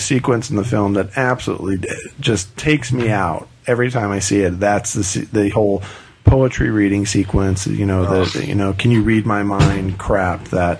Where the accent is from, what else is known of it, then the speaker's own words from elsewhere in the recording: Southwest, United States; I grew up in the Southwest during the 70s